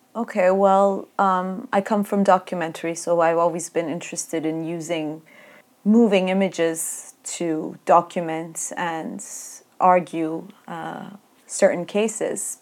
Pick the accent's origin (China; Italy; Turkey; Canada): Turkey; when we were growing up in Turkey